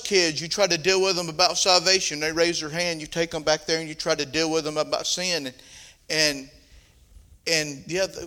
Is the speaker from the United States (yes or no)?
yes; the South, United States; accent: southern; My southern accent